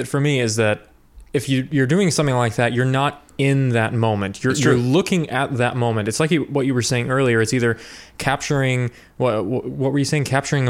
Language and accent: English; Midwest, United States; I'm from the Midwest and also an introvert.